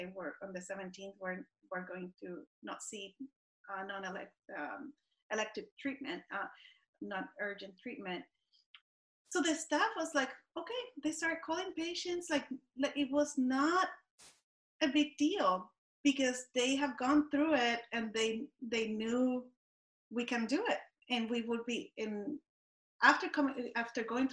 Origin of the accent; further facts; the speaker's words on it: Puerto Rico; I grew up in Puerto Rico and we had hurricanes.